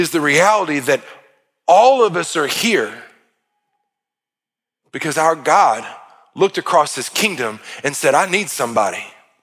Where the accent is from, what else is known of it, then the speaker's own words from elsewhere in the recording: United States; I was blessed beyond measure to be born in this country.